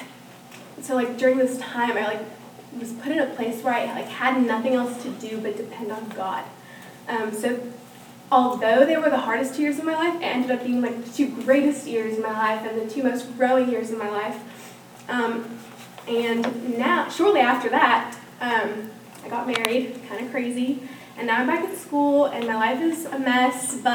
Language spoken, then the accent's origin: English; Norman, Oklahoma, United States; also born or lived in Venezuela; I grew up here in Norman, and I was born in Venezuela, but which is in South America. But I grew up here in Norman since I was two.